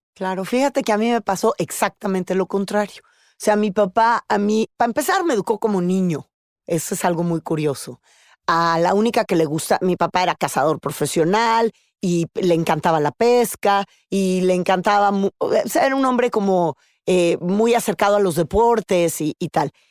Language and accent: Spanish; Tamaulipas, Mexico; soy una mujer tamaulipeca